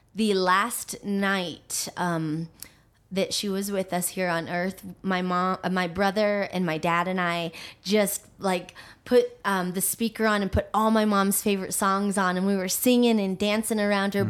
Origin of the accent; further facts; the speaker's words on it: Aurora, Colorado, United States; also born or lived in Manila, Philippines; I actually um, live back home in the house I grew up